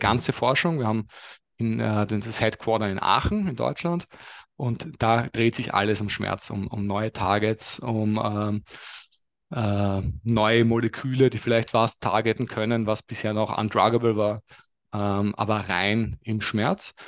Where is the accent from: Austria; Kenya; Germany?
Austria; Lower Austria or Vienna; Geografisch komme ich aus, je nachdem wer fragt, Niederösterreich oder Wien